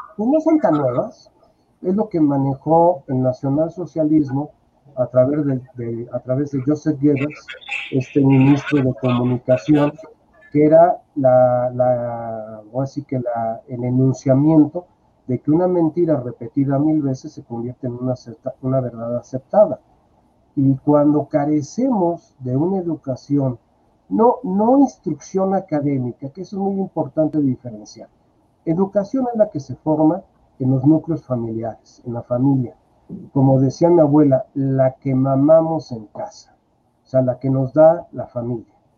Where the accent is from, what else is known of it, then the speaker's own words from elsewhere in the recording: Mexico; soy mexicano